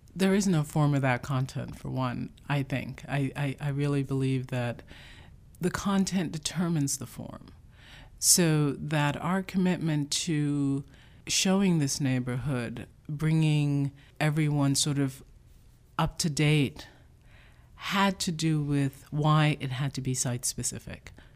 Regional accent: New York City, New York, United States; also born or lived in Jamaica; I grew up in the Bronx, but not in the South Bronx. I was born in Jamaica

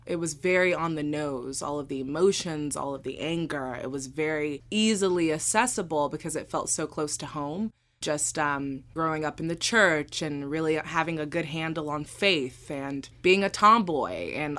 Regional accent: the South, United States; am a very bubbly, charismatic person, and I'm from the South, and a smile can get you anywhere in the South, and we just know it.

